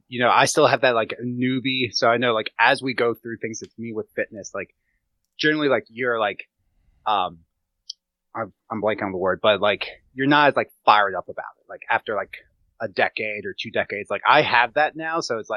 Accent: Gettysburg, Pennsylvania, United States; I grew up around hunters in Gettysburg, but did not hunt.

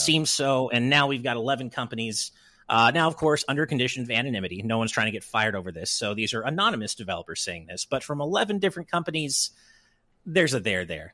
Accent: California, United States; I'm a Californian

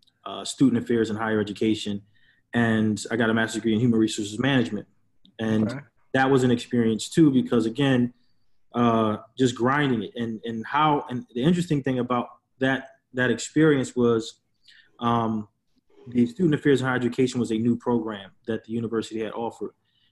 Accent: Philadelphia, Pennsylvania, United States; So, I'm from West Philly. My parents, are from, the West Philadelphia Winfield section.

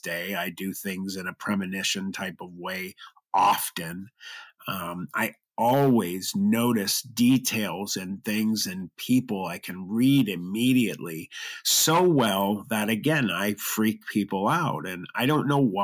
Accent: Youngstown, Ohio, United States; I was born in Youngstown, Ohio.

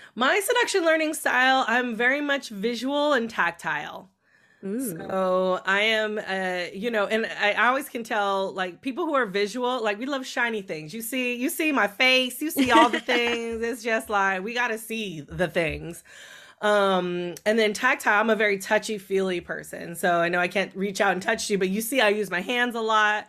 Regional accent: California, United States; growing up um, in California

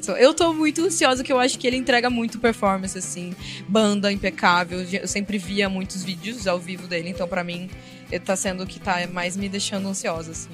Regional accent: interior of Paraná, Brazil; Eu sou do interior do Paraná, cresci ouvindo sertanejo com o meu avô

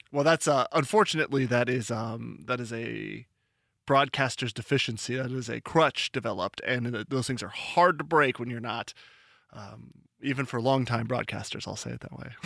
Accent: Seattle, Washington, United States

